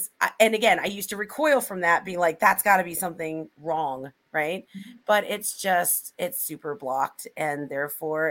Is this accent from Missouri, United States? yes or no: yes; Missouri, United States; I grew up in Missouri